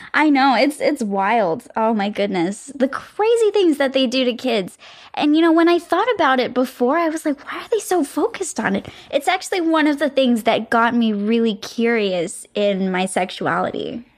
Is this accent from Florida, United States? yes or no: yes; Florida, United States; moved away; It was actually where I was born. And so it feels like I'm coming back to my hometown almost